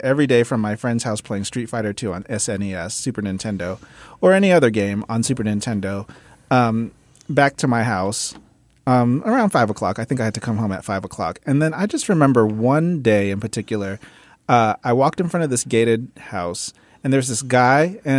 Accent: San Diego, California, United States; also born or lived in Mississippi / Memphis / New York; I grew up in San Diego, and I often – you know, when people – if someone on Grindr asks me, where are you from, it's a whole timeline.

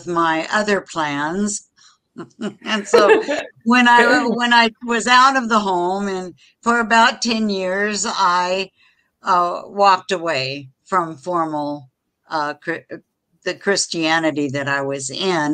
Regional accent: Washington, United States; also born or lived in Seychelles; now in Florida, United States; I was raised in Washington State

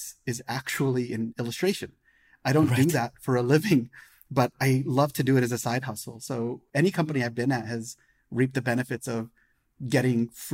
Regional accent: Denver, Colorado, United States; now in Silicon Valley, United States; I'm an American born and raised in Denver, Colorado, but live in Silicon Valley

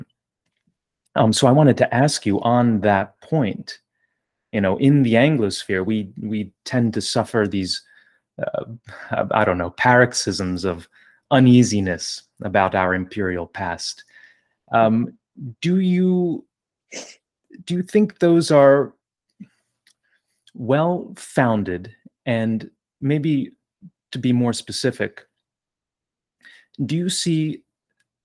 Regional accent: New Jersey, United States; I was born and raised in New Jersey

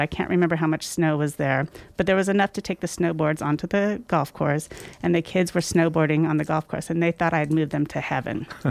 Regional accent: Sacramento, California, United States; moved away as an adult; also born or lived in South Orange County / Grass Valley; I do have fond memories growing up in the Sacramento area. I lived in Sacramento for about approximately twenty-seven years

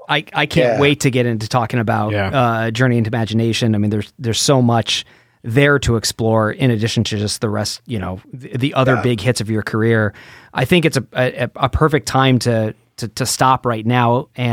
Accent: Detroit, Michigan, United States; I grew up in Detroit

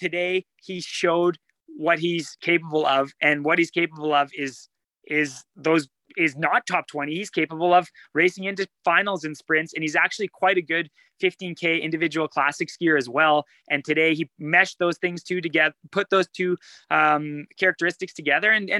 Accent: Sudbury, Ontario, Canada; I grew up in Sudbury

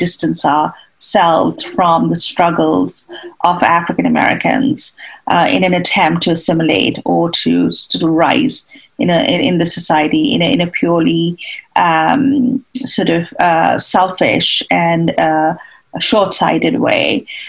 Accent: India; moved away as an adult; now in United States; I had just come from India. I was just 21 years old then. And I grew up in India

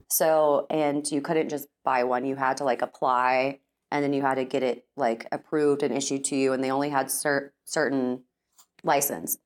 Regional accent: Austin, Texas, United States; now in Dallas, United States; born and raised in Texas

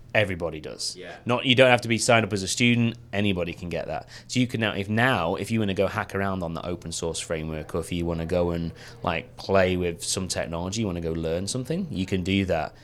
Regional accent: the north of England, United Kingdom; I come from Northern England

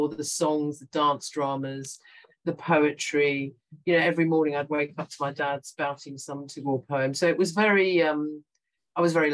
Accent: London, United Kingdom; born there; very young, and so I was born in in London, uh, and my younger brother was also born here. But we were brought up very Indian. We weren't allowed to speak English at home.

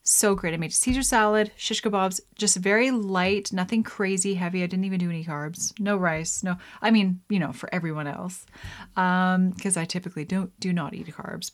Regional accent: Lethbridge, Alberta, Canada; moved away; I grew up in Alberta in Lethbridge

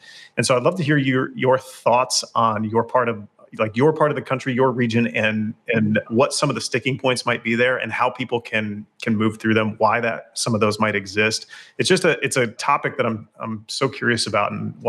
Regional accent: Midwest, United States; I am from the Midwest. I have ties, obviously, to Rochester. My sister lives there with her family.

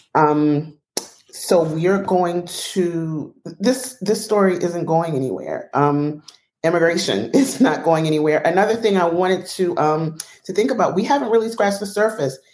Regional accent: United States; a black woman born in America

